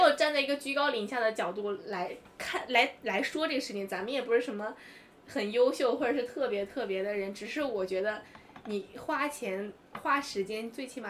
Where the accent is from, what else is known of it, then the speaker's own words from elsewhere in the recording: China; 我从来不会觉得自己是中国人，所以自卑。我讲日语讲的不好，所以不敢跟日本人交